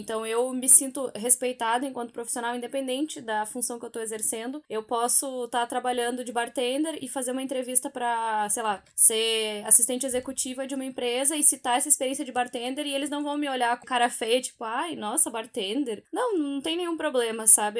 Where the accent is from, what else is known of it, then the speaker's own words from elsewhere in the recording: Brazil; moved away as an adult; now in London, United Kingdom; eu sou brasileira, brasileira, e eu sempre vou ser brasileira